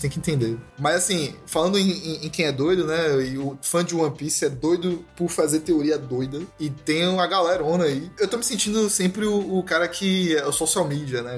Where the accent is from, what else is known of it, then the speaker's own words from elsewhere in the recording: Salvador, Bahia, Brazil; nós três aqui somos baianos, soteropolitanos